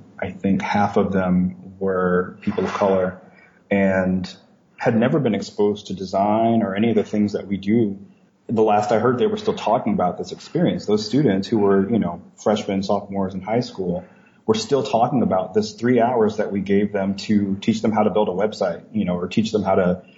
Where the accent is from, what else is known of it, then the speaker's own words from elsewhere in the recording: Leesville, Louisiana, United States; moved away as an adult; now in Ohio, United States; I came from a situation where looking outside of Leesville, Louisiana was just not really an option. You know, my university is only an hour away from my hometown